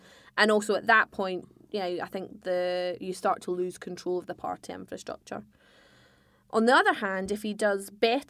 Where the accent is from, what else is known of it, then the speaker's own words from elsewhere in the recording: Scotland, United Kingdom; I'm a Scot who is a hardcore unionist.